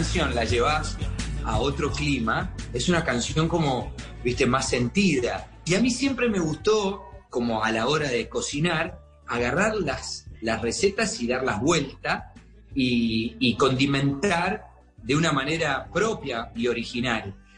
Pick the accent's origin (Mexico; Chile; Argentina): Argentina; also born or lived in Colombia; now in Miami, United States